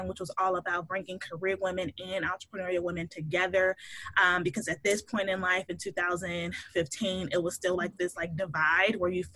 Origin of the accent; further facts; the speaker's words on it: Chicago, Illinois, United States; moved away as an adult; now in Pittsburgh, United States; I'm originally from Chicago. So that's where I was born and raised